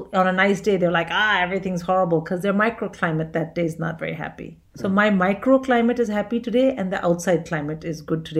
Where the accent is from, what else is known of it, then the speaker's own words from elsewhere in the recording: India; as an Indian